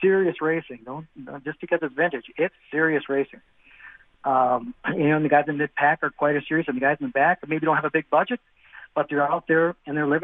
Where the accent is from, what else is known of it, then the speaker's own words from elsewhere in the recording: Wisconsin, United States; I'm from Wisconsin. I'm only a few miles from the Slinger track